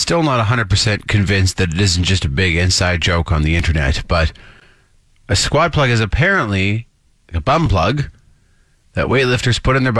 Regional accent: Saskatchewan, Canada; now in Calgary, Canada; I'm from Saskatchewan, so a Calgary winter is a breeze.

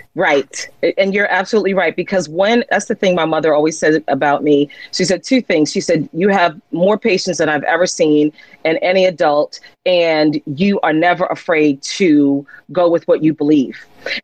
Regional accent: Jersey City, New Jersey, United States; I'm a young girl growing up in Jersey City, New Jersey

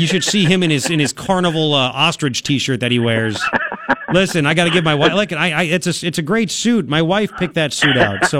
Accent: Tucson, Arizona, United States; I said, yeah, I said, but I'm from Tucson. My show's in Tucson.

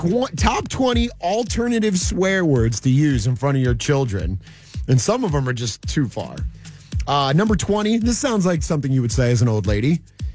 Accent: New Jersey, United States; moved away as an adult; also born or lived in the South (US); where I grew up in New Jersey, an F-bomb, it's part of the culture.

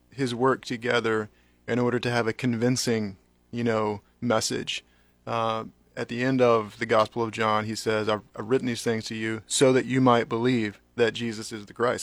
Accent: North Carolina, United States; now in Lincoln, United States; I grew up in North Carolina

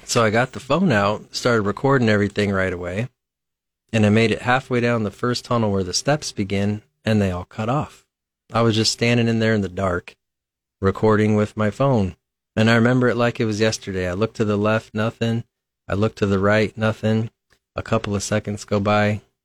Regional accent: Lincoln, Nebraska, United States; I'm, I'm from Lincoln originally. Um, I grew up out by Capitol Beach, by Lakeview School.

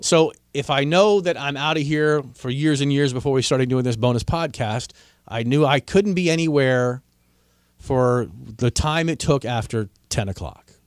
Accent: Washington, District of Columbia, United States; my hometown of Washington, D.C.

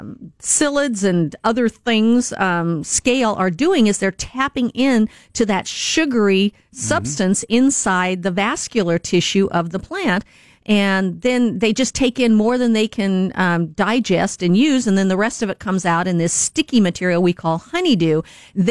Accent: Washington, United States; moved away; they're living up in Washington State, which is my home state

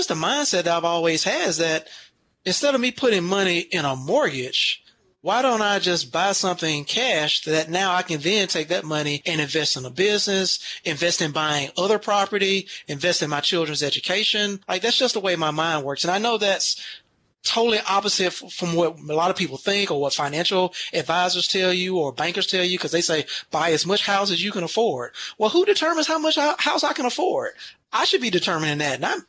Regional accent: United States; I grew up on the West Side

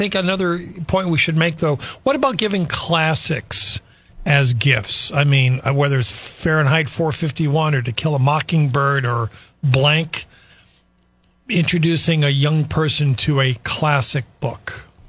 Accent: Chicago, Illinois, United States; moved away; I'm from Chicago

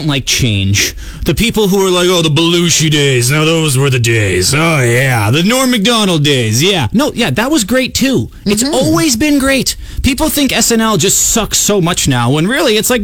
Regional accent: Saskatoon, Saskatchewan, Canada

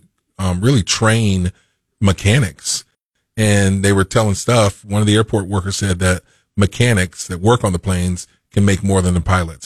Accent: Macomb, Illinois, United States; when I came here from Macomb, Illinois, we had a small community college in our town that was dying

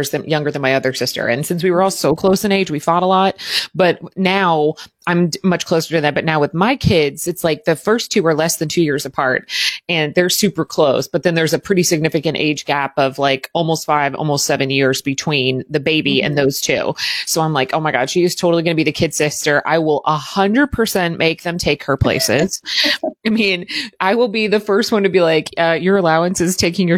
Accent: Southern Indiana, United States; also born or lived in Cleveland; I'm from Southern Indiana, basically Louisville

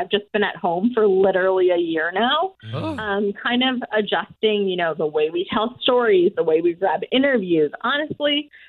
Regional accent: Wisconsin, United States; I'm from Wisconsin. My fiance is from New York. Buffalo area.

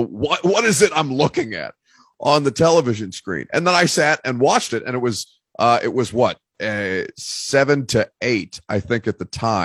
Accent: Indiana, United States; the state that I was born in Indiana.

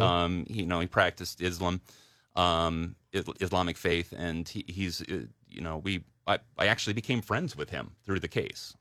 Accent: downstate Delaware, United States; moved away as an adult; also born or lived in New York; I grew up in Delaware. I, I was, I, I, I grew up downstate

